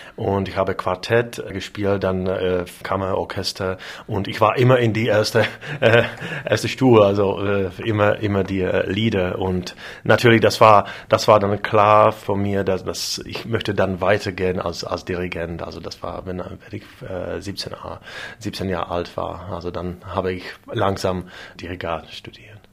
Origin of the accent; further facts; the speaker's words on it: Moravia, Czechia; German is a second language; ich komme vom, vom, ähm, aus Mähren